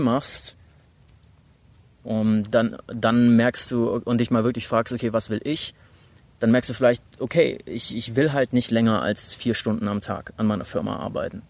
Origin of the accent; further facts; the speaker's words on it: Stuttgart, Baden-Württemberg, Germany; moved away as an adult; also born or lived in United States; ich komme eigentlich aus Stuttgart, hab aber ein paar Jahre in den U S A studiert mit zwanzig